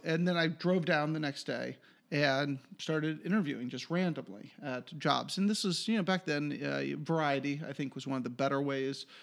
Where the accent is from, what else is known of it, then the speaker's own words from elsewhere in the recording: Swarthmore, Pennsylvania, United States; also born or lived in Philadelphia, Pennsylvania / Ohio / North Carolina; now in Los Angeles, United States; I grew up in Swarthmore